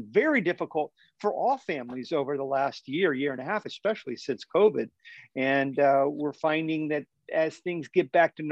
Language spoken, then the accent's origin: English; Winter Haven, Florida, United States; I grew up in Winter Haven, Florida, which is about 75% water